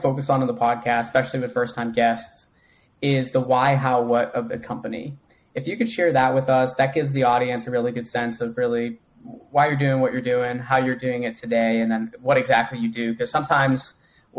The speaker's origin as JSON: {"language": "English", "town": "Boston", "region": "Massachusetts", "country": "United States", "accent": "Boston", "said": "my Boston accent"}